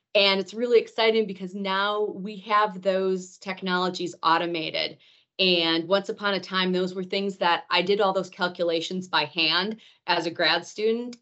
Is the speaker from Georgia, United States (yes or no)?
no; Rhinelander, Wisconsin, United States; moved away; I am from Rhinelander, Wisconsin, the home of the Hodag